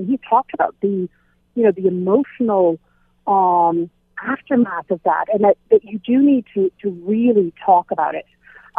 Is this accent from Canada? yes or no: yes; Canada; I'm such a Canadian.